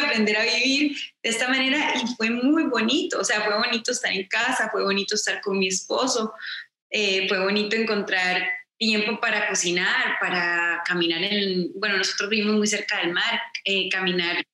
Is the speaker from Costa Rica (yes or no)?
yes; Costa Rica; soy de Costa Rica, entonces crecí escuchando boleros